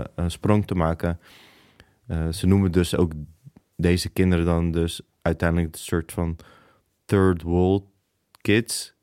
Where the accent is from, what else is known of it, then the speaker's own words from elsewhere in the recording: Rotterdam, South Holland, Netherlands; Ik ben geboren in Rotterdam